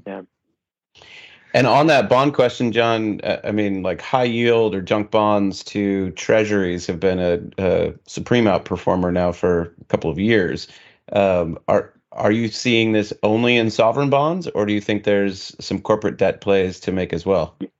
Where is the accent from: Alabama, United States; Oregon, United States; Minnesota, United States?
Minnesota, United States; moved away; my hometown community there in Minnesota